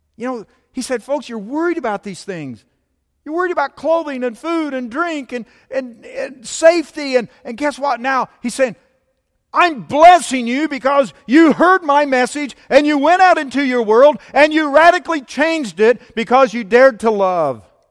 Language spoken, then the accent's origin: English; United States; I was born in the United States of America. So, down the list, I'm an American